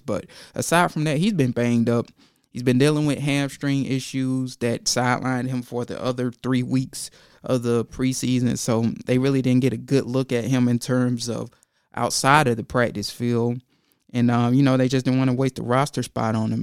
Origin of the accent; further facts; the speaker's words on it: Georgia, United States; I'm from Georgia.